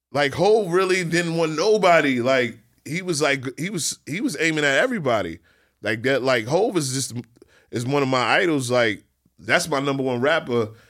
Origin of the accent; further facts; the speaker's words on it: New York City, New York, United States; I'm from Queens. We from Queens where shootouts and the party is regular for us